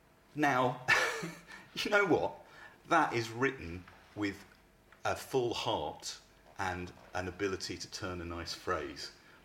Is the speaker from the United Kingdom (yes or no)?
yes; Croydon, London, United Kingdom; I grew up in Croydon, as you know.